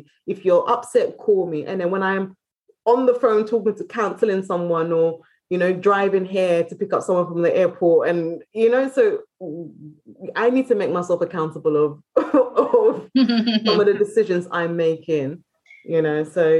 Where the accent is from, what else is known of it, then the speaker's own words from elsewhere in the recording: United Kingdom; You see, I'm British, isn't it? So we drink